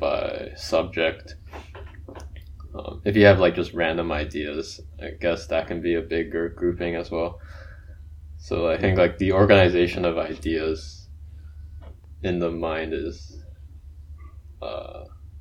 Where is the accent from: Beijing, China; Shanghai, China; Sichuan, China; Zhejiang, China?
Shanghai, China; moved away; I grew up in Shanghai, China